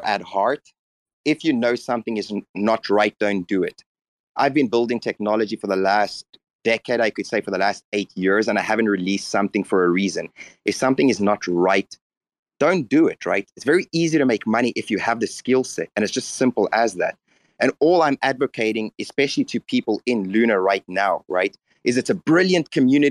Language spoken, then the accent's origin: English; South Africa; I'm from South Africa.